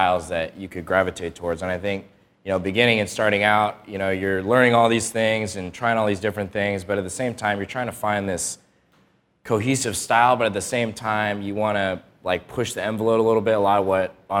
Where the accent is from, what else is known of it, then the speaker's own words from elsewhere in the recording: Portland, Oregon, United States; I'm from Portland, Oregon, wedding photographer.